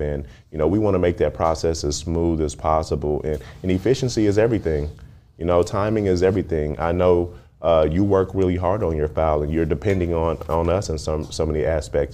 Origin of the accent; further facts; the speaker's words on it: Dallas, Texas, United States; I grew up in Dallas, when I, it was a smaller city, smaller mindset